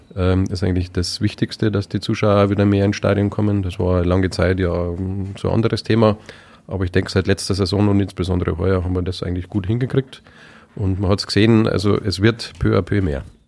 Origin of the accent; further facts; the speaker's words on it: Munich, Bavaria, Germany; also born or lived in Upper Palatinate; now in Weiden, Germany; bin ja, gebürtiger Münchner, wenn man vielleicht immer noch ein bisschen hört, kein äh, eingeborener Oberpfälzer